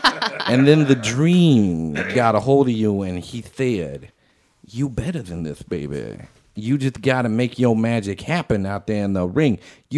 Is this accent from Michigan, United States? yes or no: no; Texas, United States; I'm the son of a plumber. I grew up in Texas.